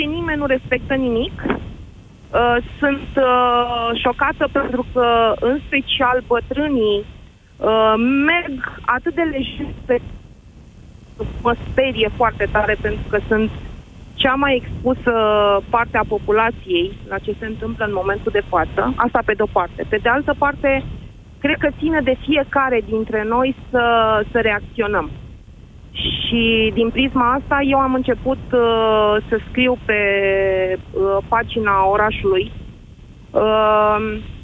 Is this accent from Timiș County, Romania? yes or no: no; Drăgășani, Vâlcea County, Romania; Eu sunt din zona Drăgășanului